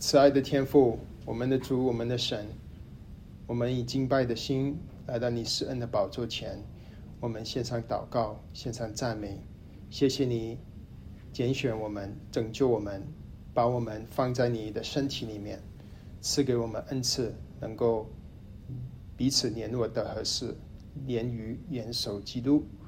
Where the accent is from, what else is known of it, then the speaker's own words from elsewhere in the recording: Kuala Lumpur, Malaysia; also born or lived in Hainan (ancestral); now in Dallas, United States; 我的老家是吉隆坡，马来西亚，祖籍是海南